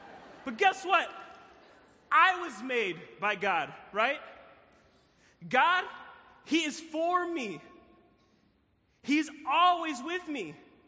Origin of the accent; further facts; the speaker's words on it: Philippines; And so my birth mom flew, I'm from the Philippines. Any Filipinos in the building? Come on, Filipino, right? Flew from the Philippines, landed in Chicago, found out she was pregnant.